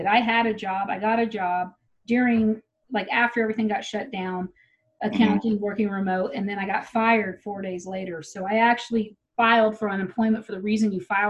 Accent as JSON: {"language": "English", "town": "Tyler", "region": "Texas", "country": "United States", "tie": "born or raised there", "moved": "yes", "said": "I grew up in Tyler."}